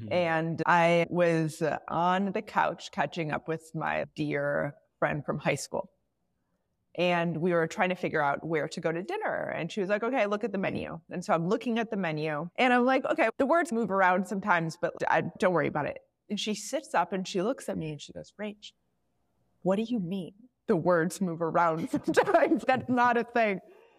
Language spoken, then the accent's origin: English; outside Chicago, Illinois, United States; now in Bay Area, United States; So I grew up outside Chicago. And maybe it's like a little bit of a Midwest thing or whatever it may be. I'm currently in the Bay Area.